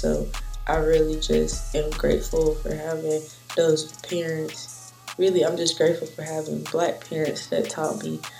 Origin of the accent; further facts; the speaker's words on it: Goldsboro, North Carolina, United States; No, I'm from Goldsboro, North Carolina.